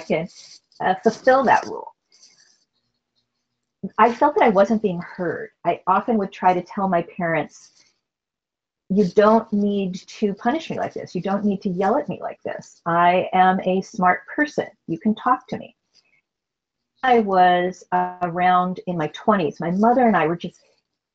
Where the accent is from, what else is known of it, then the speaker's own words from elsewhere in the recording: Wisconsin, United States; I was raised in Wisconsin.